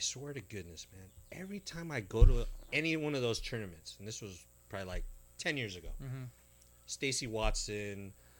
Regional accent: Philippines; I am Filipino.

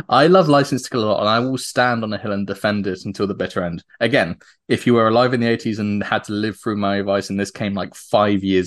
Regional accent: United Kingdom; moved away as an adult; now in United States; being a Brit

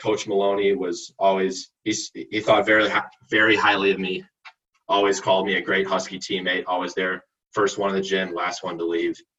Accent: Oak Park, Illinois, United States; I grew up on South Wisconsin, 1134 Wisconsin, in South Oak Park. I've been here my entire life

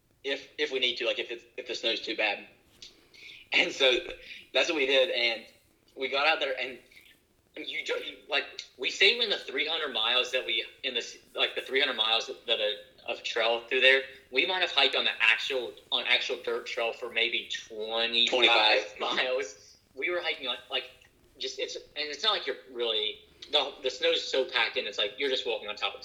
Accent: West Virginia, United States; we grew up in West Virginia.

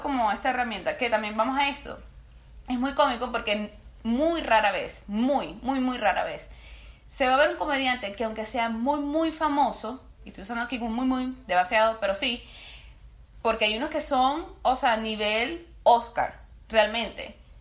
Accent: Venezuela; nosotros también somos venezolanos

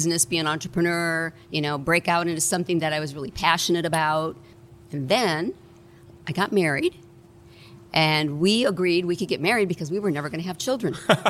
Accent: Chicago, Illinois, United States; moved away as an adult; also born or lived in Quincy, Illinois; now in Fremont, United States; And I grew up, spent my first 22 years in Chicago.

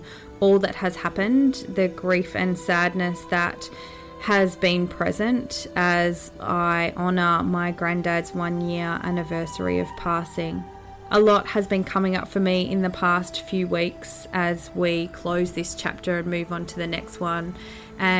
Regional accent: Australia; born or raised there; also born or lived in New Zealand (ancestry)

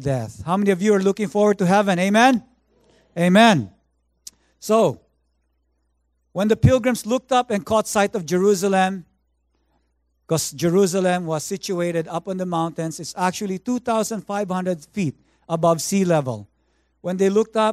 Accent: Philippines; now in Vancouver, Canada; I grew up in the Philippines

